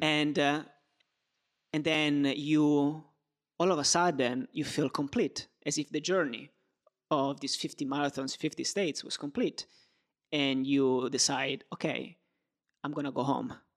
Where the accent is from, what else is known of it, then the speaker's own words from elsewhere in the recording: Turin, Piedmont, Italy; moved away; also born or lived in Rome; I was born in Turin. I lived in Rome and I lived in different places.